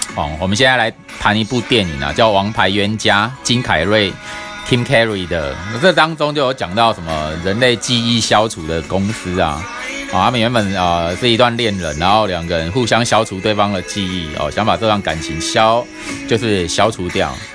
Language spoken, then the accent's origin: Chinese; Taiwan; 我们台湾人亚洲人